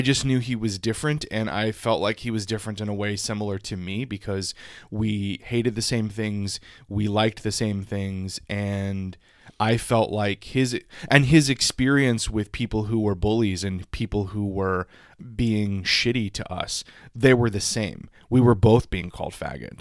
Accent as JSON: {"language": "English", "region": "South Louisiana", "country": "United States", "tie": "born or raised there", "said": "I grew up in South Louisiana, so we had ditches in our schoolyard."}